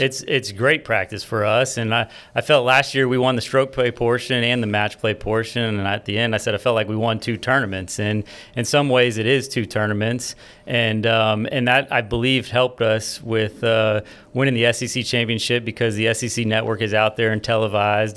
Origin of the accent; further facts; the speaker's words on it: Florida, United States; now in Baton Rouge, United States; I was born and raised in Florida